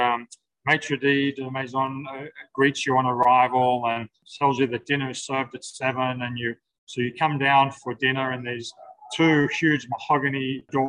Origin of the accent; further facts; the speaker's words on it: Sydney, New South Wales, Australia; I'm from Sydney.